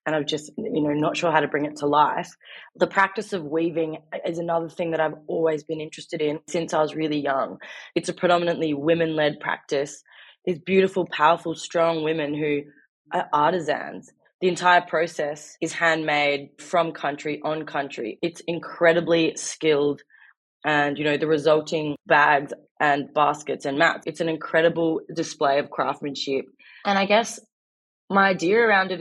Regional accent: Darwin, Northern Territory, Australia; moved away as an adult; also born or lived in Melbourne; I was born and raised in Darwin, where I'm currently living after sort of 8 years living in Melbourne.

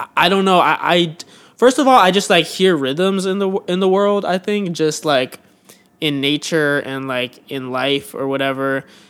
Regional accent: Pleasanton, California, United States; moved away as an adult; now in Los Angeles, United States; I'm from Pleasanton, California, which is um, a, a town, a suburb of like Oakland and San Francisco. Um, so I grew up in the Bay Area

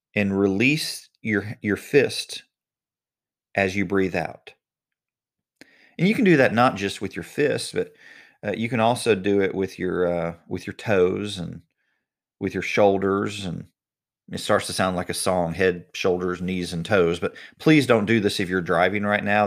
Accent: United States; I was born in the United States

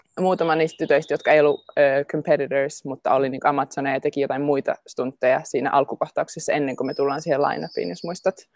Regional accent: Jyväskylä, Central Finland, Finland; also born or lived in Helsinki, Finland; now in London, United Kingdom; mä oon Jyväskylästä kotoisin, synnyin Jyväskylän keskussairaalassa.

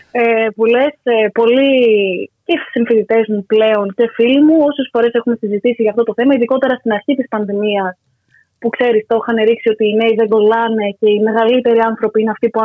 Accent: Aigaleo, Attica, Greece; εγώ που είμαι και από Εγάλεο, να χαρούν λίγο τα δυτικά προάστια.

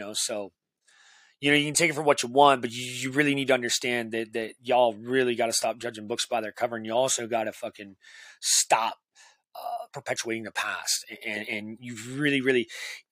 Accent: Sebring, Ohio, United States; I run a venue called the Oregon Pub in my hometown of Sebring, Ohio

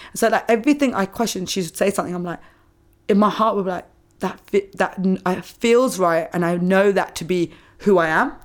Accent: England, United Kingdom; moved away as an adult; now in Australia; growing up in England, we do, a lot of schools are Church of England

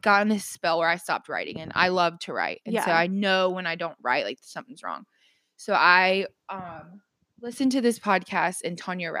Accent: the South, United States; that's just growing up in the South.

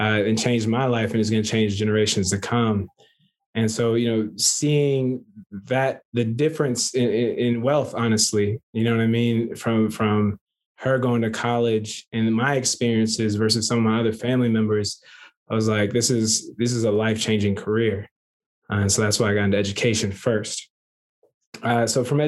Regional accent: Kansas City, Missouri, United States; born or raised there; moved away as an adult; also born or lived in New York

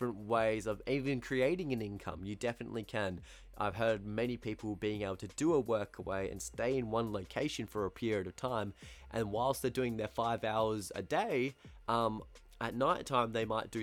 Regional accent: Australia; accent: Australian; first language English; my Australian accent can be quite harsh sometimes

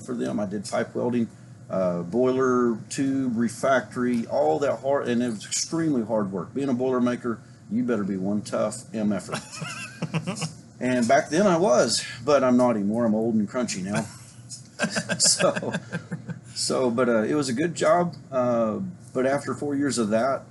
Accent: Coal Camp, Missouri, United States; moved away as an adult; also born or lived in Tacoma, Washington / Point Lookout, Missouri; now in Van Buren, United States; I grew up in Missouri. Coal Camp, Missouri was my hometown that I grew up in.

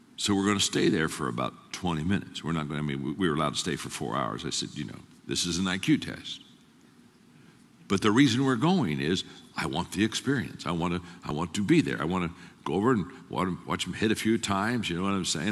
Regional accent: Circleville, Ohio, United States; I grew up in Circleville, Ohio. Twelve thousand people, farming community

